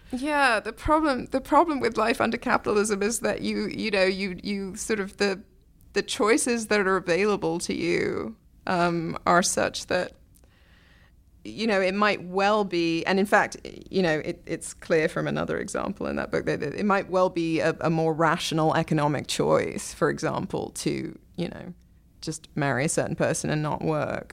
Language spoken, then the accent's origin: English; England, United Kingdom; moved away; I'm from England where, you know, we do still have sort of the National Health